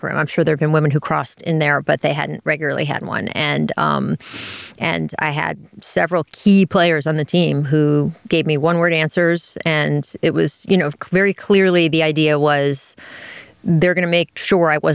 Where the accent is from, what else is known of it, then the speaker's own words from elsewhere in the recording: Washington, District of Columbia, United States; I grew up in Washington, D.C., in that area